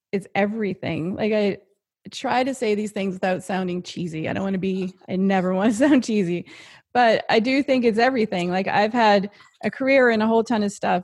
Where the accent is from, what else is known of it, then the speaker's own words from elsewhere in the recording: Happy Adventure, Newfoundland and Labrador, Canada; I'm from Newfoundland, and I grew up in a really small town